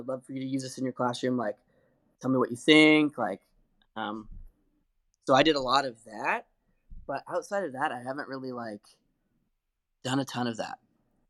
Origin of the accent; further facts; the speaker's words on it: Liberty, Missouri, United States; He looked at the inside jacket and saw I was from Liberty, Missouri, which is just like it was like an hour and a half or 2 hours away from his town.